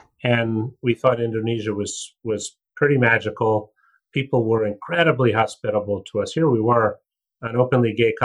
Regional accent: United States; being an American

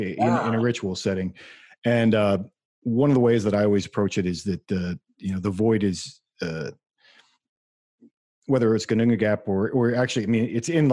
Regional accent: United States; my blood's pretty German, but I'm an American

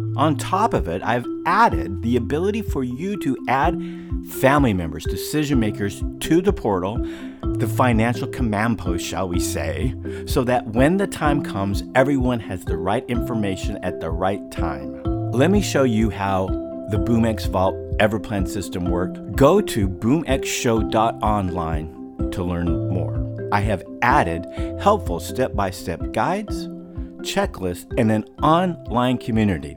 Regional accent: Pacific Northwest, United States; now in Puerto Rico; I am from the Pacific Northwest

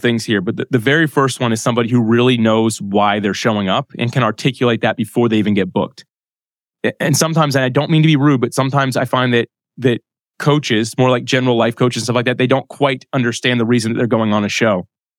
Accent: Jacksonville, Florida, United States; well, I was born and raised in Jacksonville, Florida. I live here, but I don't surf because I can't stand up on a surfboard.

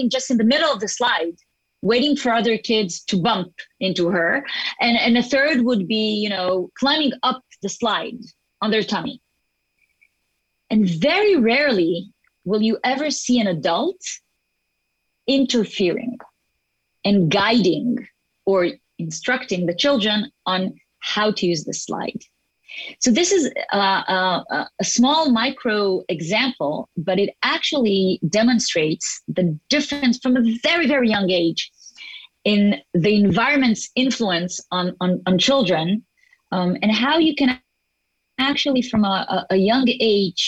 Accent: Israel; first language Hebrew; English is a second language; also born or lived in Geneva, Switzerland; I'm born and raised here to an Israeli family, but we did travel when I was young. And at the age of 4, we moved to Geneva

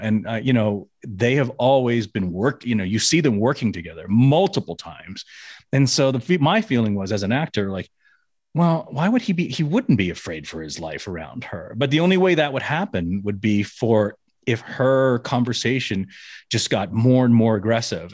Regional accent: Memphis, Tennessee, United States; now in Las Vegas, United States; growing up in Memphis, Tennessee

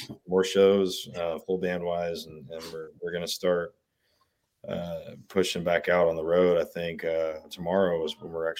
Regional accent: Texas, United States; accent: Texas; when I grew up in Southeast Texas, I never noticed I had an accent

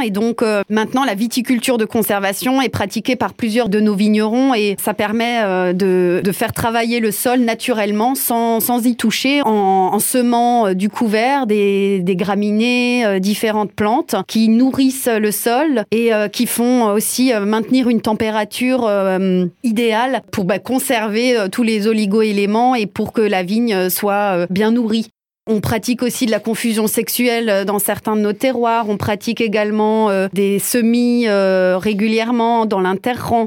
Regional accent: Colmar, Grand Est, France; je suis née à Colmar

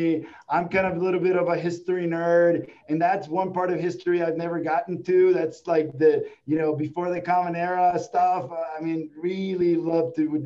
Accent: Mexico; in the 80s growing up in Mexico

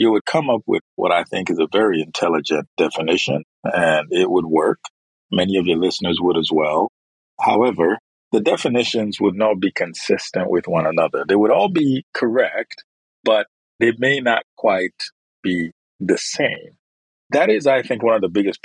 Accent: Nigeria; moved away as an adult; now in United States; I'm originally from Nigeria

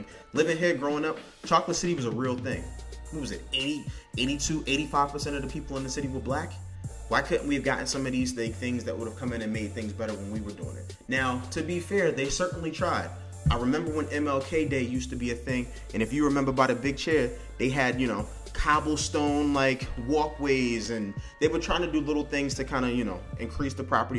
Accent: Washington, District of Columbia, United States; However, I grew up in Southeast. I went to Maryland schools because my mother was like, these schools in here are terrible.

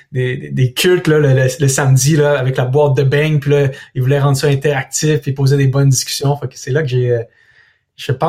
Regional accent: Thetford Mines, Quebec, Canada; born there; je suis né à Thetford Mines, dans une auto qui roulait à 80 km à l'heure sur un boulevard

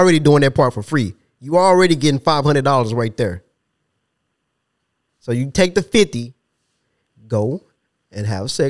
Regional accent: Ypsilanti, Michigan, United States; I'm from Ypsilanti.

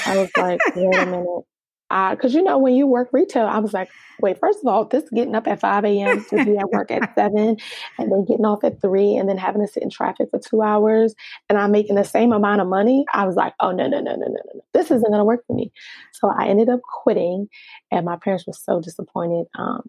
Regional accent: Nigeria; because I'm Nigerian and just the stigma behind, you know, being a professional or having a professional career

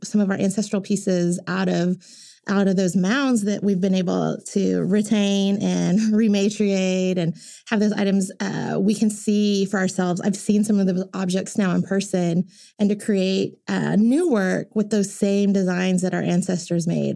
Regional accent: Tulsa, Oklahoma, United States; I just always grew up going to Mayfest, Oktoberfest, the state fair, Tulsa State Fair

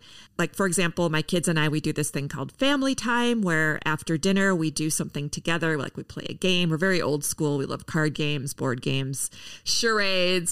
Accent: Minneapolis, Minnesota, United States; here in my hometown of Minneapolis

